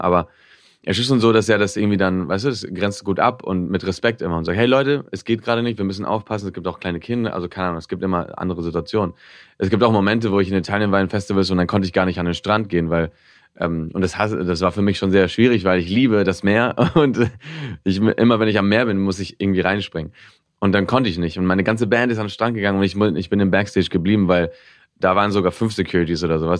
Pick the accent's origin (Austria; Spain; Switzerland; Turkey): Spain; Barcelona, Catalonia; first language Spanish; also born or lived in Tokyo, Japan; in, Barcelona, bis ich zehn war, bin ich da aufgewachsen und bin immer auf die deutsche Schule gegangen